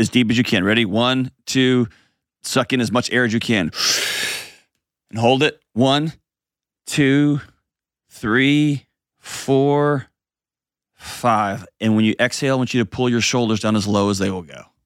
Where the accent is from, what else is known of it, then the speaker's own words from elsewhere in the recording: Houston, Texas, United States; moved away; my hometown in H-Tonga